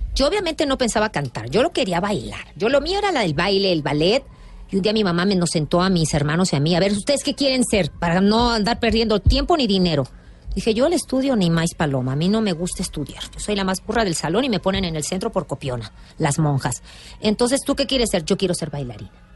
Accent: Mexico; soy, costeña

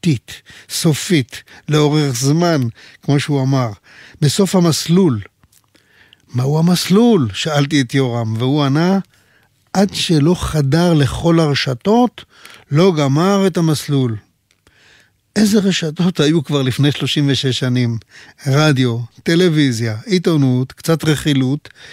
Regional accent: Pardes Hanna-Karkur, Haifa District, Israel; moved away; היו לי בילדותי שכנים דתיים בפרדס חנה

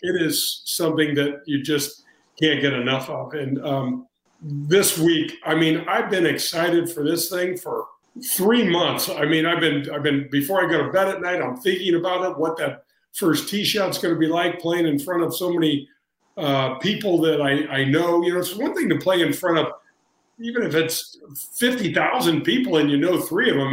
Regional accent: St. Louis, Missouri, United States; I grew up in the North County area

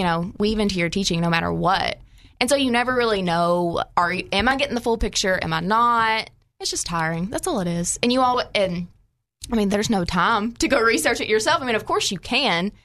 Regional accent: Paragould, Arkansas, United States; So I lived in small town Arkansas. I'm from Paragold

